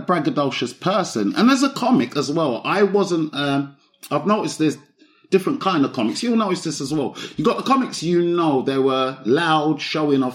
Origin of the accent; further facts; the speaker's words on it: London, United Kingdom; I grew up in Broccoli, South East London. So I've grown up, but Southwest and Southeast. But my growing up years, the young years, was mostly in Broccoli